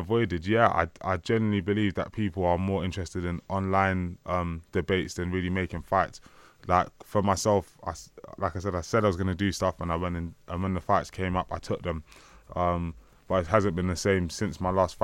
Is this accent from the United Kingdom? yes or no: yes; London, United Kingdom; I grew up in Hackney